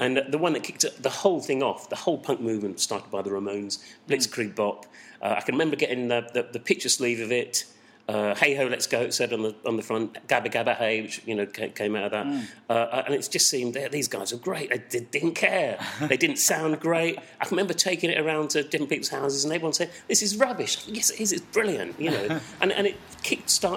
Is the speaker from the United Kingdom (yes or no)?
yes; Southend-on-Sea, East of England, United Kingdom; I grew up in Southend